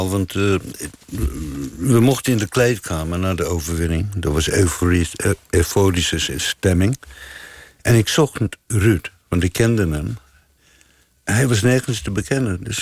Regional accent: South Africa; now in Amsterdam, Netherlands; Ehm, nou, ik ben uit Zuid-Afrika vertrokken. Een eenrichting ticket naar Luxemburg. Door Duitsland. In Nederland terechtgekomen, Amsterdam.

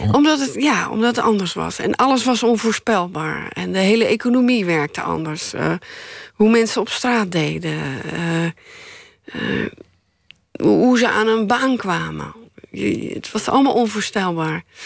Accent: Middelburg, Zeeland, Netherlands; also born or lived in Leiden / Sassenheim; En daar ben ik toen geboren. toen ze in Sassheim woonden, ben ik in Leiden geboren. En toen kreeg mijn vader een, een baan als leraar in, in Middelburg. En is het gezin naar Zeeland verhuisd.

